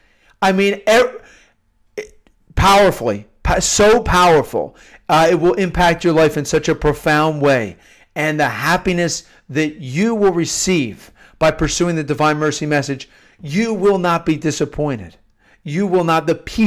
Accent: Pennsylvania, United States; I wrote a novel about high school seniors growing up in the Philadelphia suburbs where I grew up and their experiences.

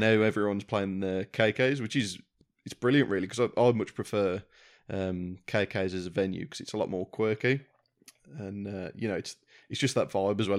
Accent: Wolverhampton, West Midlands, United Kingdom; I'm from Wolverhampton, we had the Civic Hall

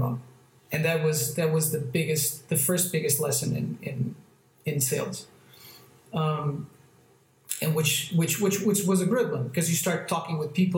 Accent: Almada, Setúbal, Portugal; also born or lived in France; now in Lisbon, Portugal; I grew up near a town near Lisbon, on the other side of the bank of Lisbon

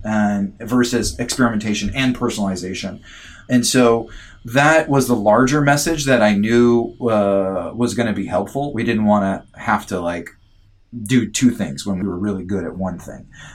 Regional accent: United States; moved away as an adult; now in Canada; I'm an American, by the way. I also just became a Canadian citizen

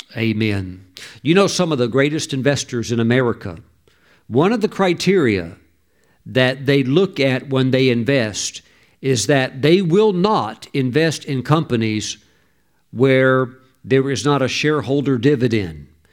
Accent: the South, United States; moved away; back when I was raised in the South, when I was younger

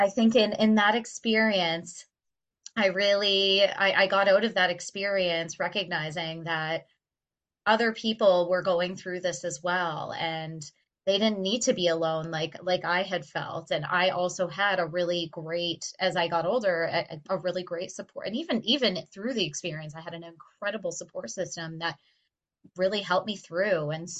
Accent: Stoney Creek, Ontario, Canada; also born or lived in Winona, Ontario; I grew up in Stony Creek, Ontario, a very small town

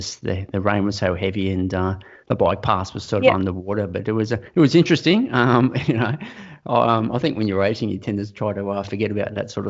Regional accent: Sydney, New South Wales, Australia; now in Canberra, Australia; I'm from the Northern Beaches

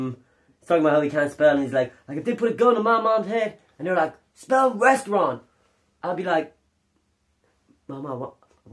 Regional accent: Cork, Munster, Ireland; accent: Cork; it's really just, like, a Cork accent from a particul

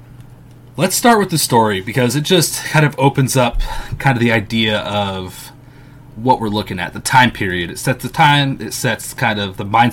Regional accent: United States; I'm American. I'm going to pronounce it in my American way.

